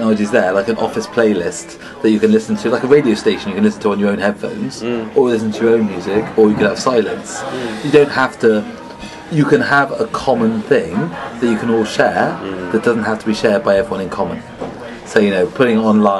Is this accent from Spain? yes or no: no; England, United Kingdom; as an Englishman